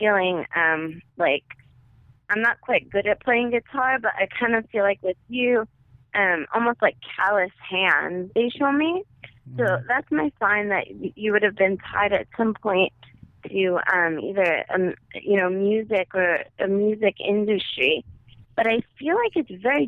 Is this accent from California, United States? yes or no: no; New York City, New York, United States; accent: Brooklyn; moved away as an adult; now in New Jersey, United States; But I'm a Brooklyn girl at heart, so I say water and Mira and coffee